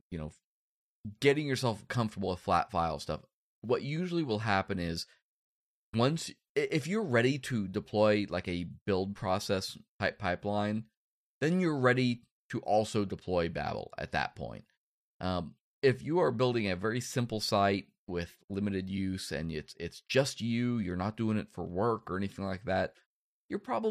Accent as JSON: {"language": "English", "region": "Kansas", "country": "United States", "said": "I'm Kansas. Like, the biggest city I know of has a grain silo"}